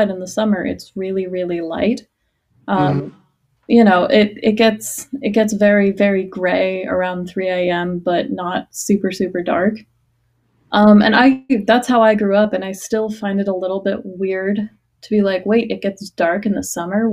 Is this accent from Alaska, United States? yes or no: yes; near Anchorage, Alaska, United States; now in Dallas area, United States; I grew up near Anchorage